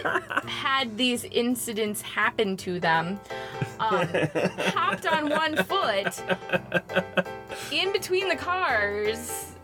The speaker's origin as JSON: {"language": "English", "country": "United States", "said": "us Americans"}